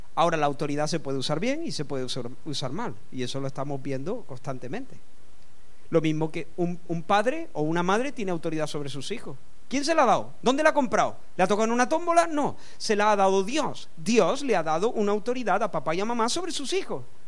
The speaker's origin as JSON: {"language": "Spanish", "town": "Córdoba", "region": "Andalusia", "country": "Spain", "tie": "born or raised there", "said": "Yo soy español de nacimiento, nací en Córdoba y soy español de nacimiento"}